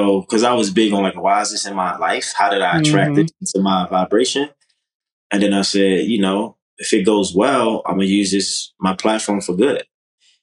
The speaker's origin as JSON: {"language": "English", "town": "Baltimore", "region": "Maryland", "country": "United States", "moved": "as an adult", "lives_now": "Los Angeles, United States", "said": "I'm originally from Baltimore, Maryland. Came to LA at 22, so 13 years ago"}